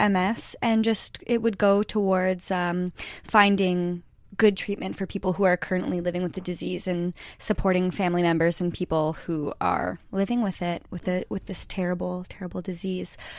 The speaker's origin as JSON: {"language": "English", "town": "Sudbury", "region": "Ontario", "country": "Canada", "tie": "born or raised there", "moved": "yes", "said": "we're both from Sudbury"}